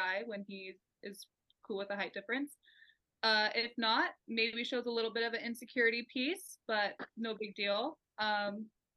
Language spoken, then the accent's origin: English; Bay Area, California, United States; now in Idaho, United States; I currently live in Idaho, but I'm from the Bay Area